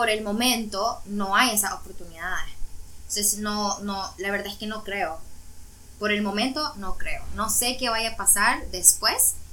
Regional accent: Nicaragua; born or raised there; moved away as an adult; now in Cancún, Mexico

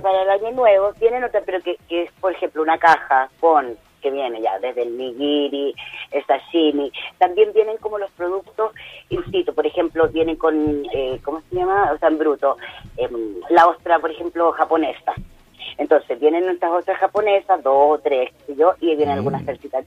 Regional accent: Chile; nosotros siempre igual como chilenos

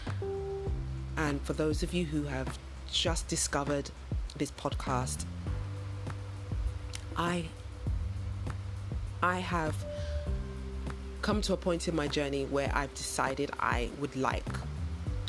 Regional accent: United Kingdom; moved away as an adult; also born or lived in London; now in West Africa; I am of Nigerian heritage, so my parents are Nigerian, although I was born in the UK and I've lived all of my life in the UK

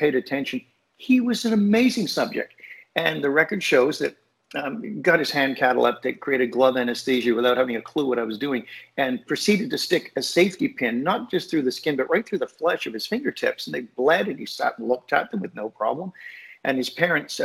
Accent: Toronto, Ontario, Canada; also born or lived in Oldham, England; My mom, my sister, and I grew up in Toronto, age 4 on. I'm 67 now, so 63 years in Toronto

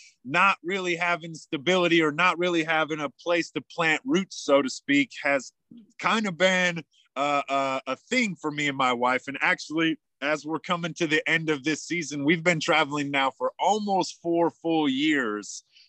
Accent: Yankton, South Dakota, United States; born there; now in Tucson, United States; I'm currently in the Tucson desert, so it might be a little skippy as the internet is not perfect here, but we'll get through the whole podcast. I was actually born in Yankton, South Dakota

